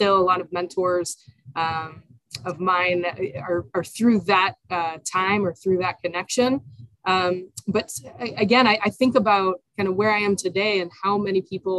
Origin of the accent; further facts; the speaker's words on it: Israel; now in United States; I'm originally from Israel, born and raised in Israel